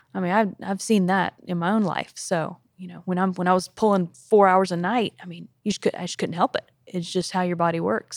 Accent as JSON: {"language": "English", "region": "South Carolina", "country": "United States", "moved": "as an adult", "lives_now": "Tennessee, United States", "said": "I'm from South Carolina"}